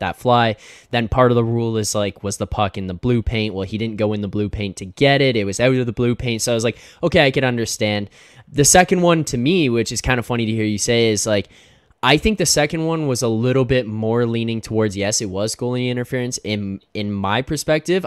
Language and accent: English; Canada; I'm Canadian